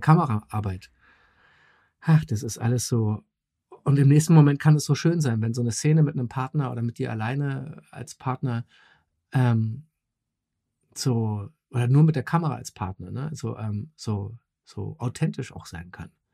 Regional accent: Berlin, Germany; ich bin in West-Berlin Westberlin äh, groß geworden mit Mickey Mouse und Coca-Cola

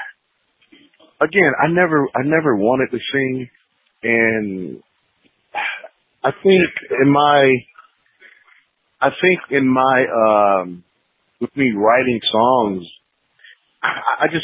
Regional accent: Rochester, New York, United States; now in Atlanta, United States; originally from Rochester, New York

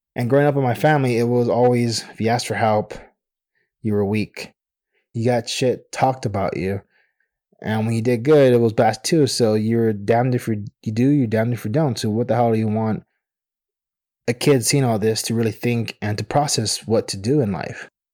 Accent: United States; I'm Mexican American

